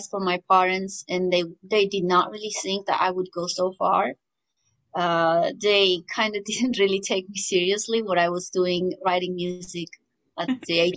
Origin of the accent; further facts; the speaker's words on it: Armenia; moved away as an adult; also born or lived in United States; growing up in Armenia